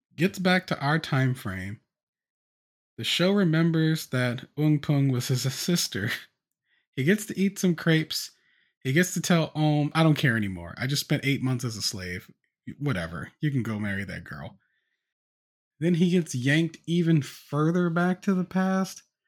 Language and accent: English; the South, United States; I'm black, and I'm from the U S, and I grew up in the South